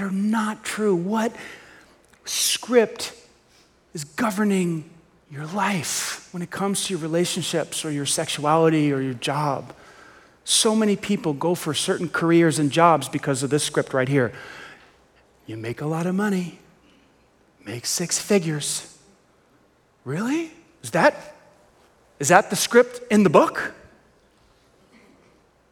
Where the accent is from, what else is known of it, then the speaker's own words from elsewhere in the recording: New York City, New York, United States; I grew up in Staten Island. Staten Island, New York is infamous for the dump.